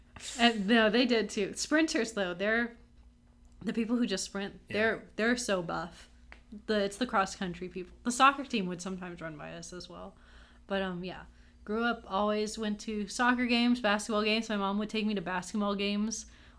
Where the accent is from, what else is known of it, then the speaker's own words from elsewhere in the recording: Austin, Texas, United States; I grew up, born and raised in Austin, Texas